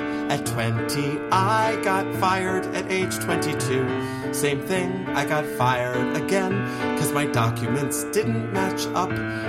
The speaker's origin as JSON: {"language": "English", "town": "Dallas", "region": "Texas", "country": "United States", "tie": "born or raised there", "also_born_or_lived": "Mexico", "said": "born in Mexico, raised in the United States, undocumented. I grew up in South Oak Cliff, which is the poor part of Dallas."}